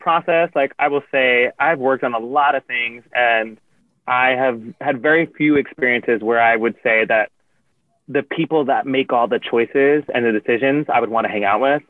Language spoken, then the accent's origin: English; Yonkers, New York, United States; I'm from Yonkers.